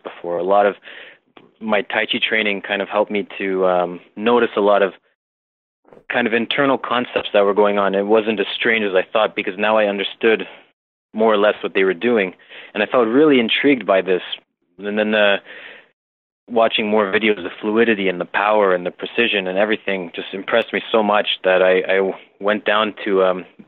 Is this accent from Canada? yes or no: yes; Toronto, Ontario, Canada; I'm from Toronto, Canada